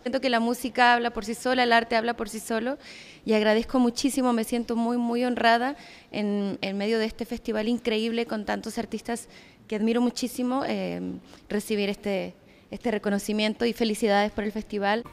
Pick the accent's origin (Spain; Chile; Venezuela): Chile; moved away as an adult; now in Mexico City, Mexico; Soy eh, migrante, soy nacida en Chile, y vivo hace 12 años en la Ciudad de México